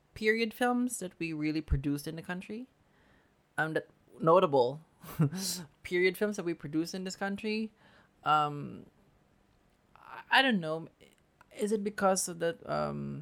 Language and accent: English; Philippines; as a Filipino filmmaker